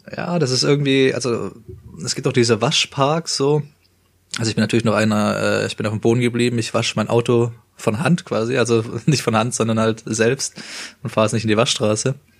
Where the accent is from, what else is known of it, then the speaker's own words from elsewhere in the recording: Stuttgart area, Baden-Württemberg, Germany; wie wir kommen ähm, aus dem Stuttgarter Raum